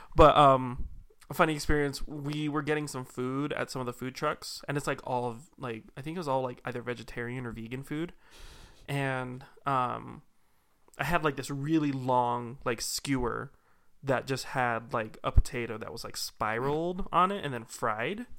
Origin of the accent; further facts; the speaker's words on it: Salt Lake City, Utah, United States; I was not, in fact, born into Haiti. I was born in Salt Lake.